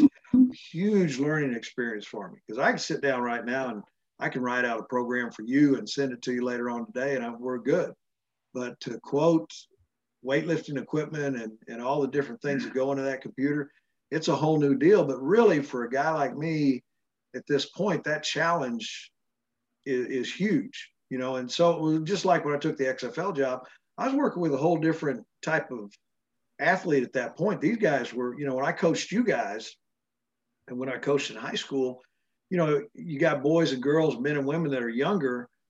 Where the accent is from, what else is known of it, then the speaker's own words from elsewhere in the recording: Dallas, Texas, United States; moved away as an adult; now in Waco, United States; It was in Dallas. And so, I was coaching in Dallas where I grew up.